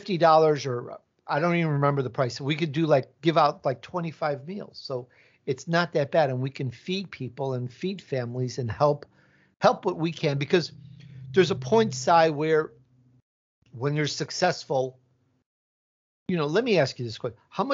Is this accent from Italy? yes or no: yes; Italy; born there; Maybe there's a little Italian in there because my roots are Italian. I was born in Italy